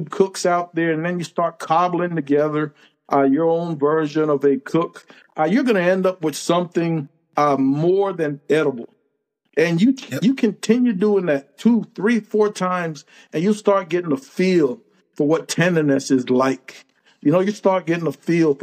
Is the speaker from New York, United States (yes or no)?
no; California, United States; moved away as an adult; now in Texas, United States; I'm from California. Military brought me to Texas.